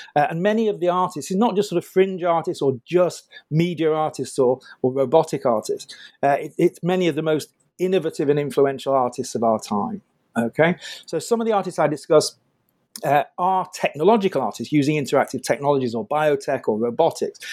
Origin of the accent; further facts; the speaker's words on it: United Kingdom; I'm British